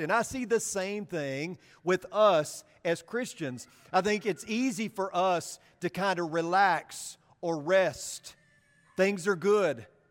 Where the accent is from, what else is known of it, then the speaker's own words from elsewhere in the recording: Paragould, Arkansas, United States; I grew up in Paragould, Arkansas, and I attended elementary school just down the street from where I lived, Baldwin Elementary